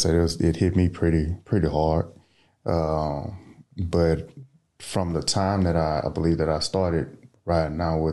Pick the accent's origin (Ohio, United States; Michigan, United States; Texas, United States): Texas, United States; Port Arthur; I'm from Port Arthur, Texas, down southeast Texas